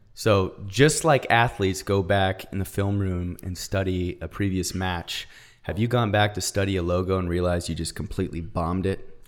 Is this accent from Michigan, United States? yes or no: no; Arizona, United States; now in California, United States; I grew up in Arizona, so we went shooting, hunting, all